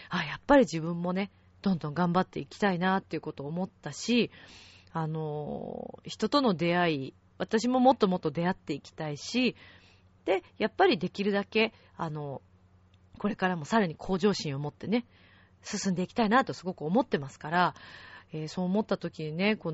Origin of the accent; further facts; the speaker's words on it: Italy; Japanese is a second language; やっぱりイタリア人として行